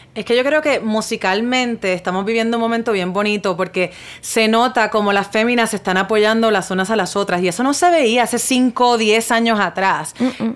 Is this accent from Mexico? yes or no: no; Puerto Rico; yo soy puertorriqueña. Hmm. Y nosotros en Puerto Rico hablamos mucho spanglish